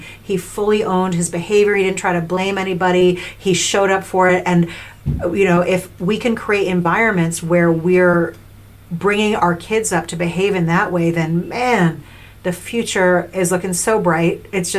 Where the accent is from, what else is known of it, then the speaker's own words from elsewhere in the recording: New York, United States; maybe a little cynical, like I'm from New York, but I didn't go in like sulky